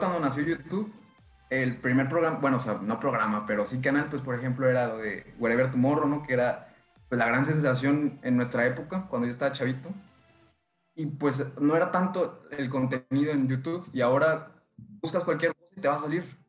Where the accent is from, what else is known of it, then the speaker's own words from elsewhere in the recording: State of Mexico, Mexico; now in northern Mexico; Soy originario del Estado de México, pero pues, ya llevo bastantes años viviendo en el norte del país